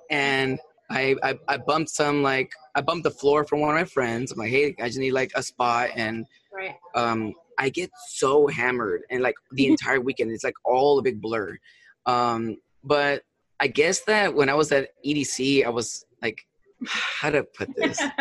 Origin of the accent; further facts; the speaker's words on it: San Luis Obispo, California, United States; I'm originally from California. Um, I'm actually from a town called San Luis Obispo